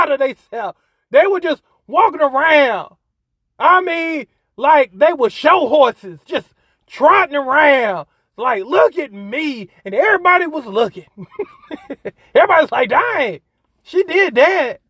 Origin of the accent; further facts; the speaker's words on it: South Carolina, United States; It's in my home state